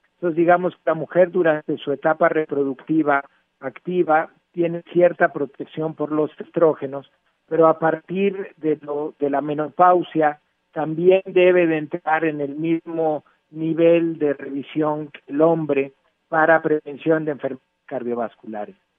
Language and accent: Spanish; Mexico